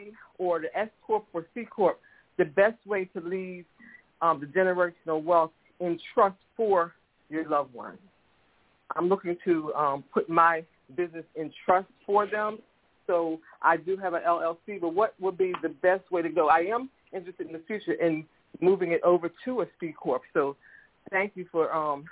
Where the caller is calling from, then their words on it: Philadelphia, Pennsylvania, United States; I'm calling from Philadelphia, Pennsylvania.